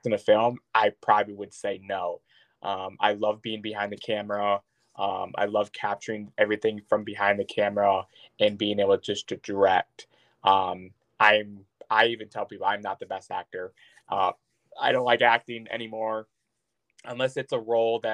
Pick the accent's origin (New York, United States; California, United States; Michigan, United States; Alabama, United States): Michigan, United States; Traverse City; also born or lived in Cadillac, Michigan / South Boardman, Michigan; I mostly grew up in like South Borman, Michigan, but pretty much Traverse City area